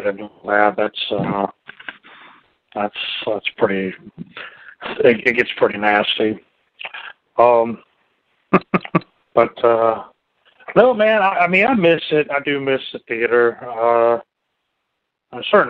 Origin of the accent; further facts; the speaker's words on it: United States; as an American